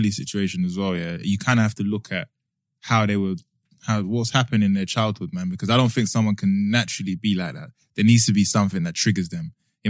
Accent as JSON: {"language": "English", "region": "London", "country": "United Kingdom", "tie": "born or raised there", "said": "I'm from Bermondsey originally."}